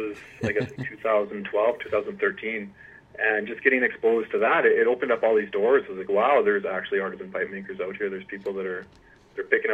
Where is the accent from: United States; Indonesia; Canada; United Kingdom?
Canada; Lloydminster; now in Edmonton, Canada; I grew up on a farm south of Lloydminster